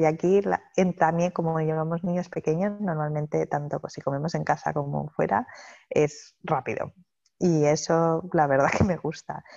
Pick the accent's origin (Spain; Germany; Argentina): Spain; Madrid, Community of Madrid; moved away as an adult; now in Australia; los dos somos de España, yo de Madrid y él de Barcelona.